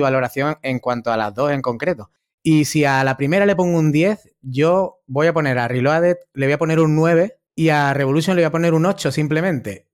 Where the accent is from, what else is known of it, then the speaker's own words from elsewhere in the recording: Málaga, Andalusia, Spain; Yo soy de Málaga